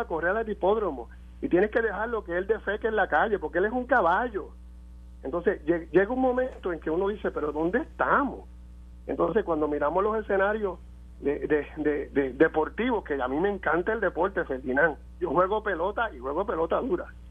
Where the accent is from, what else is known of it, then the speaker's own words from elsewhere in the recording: Puerto Rico; nosotros como puertorriqueños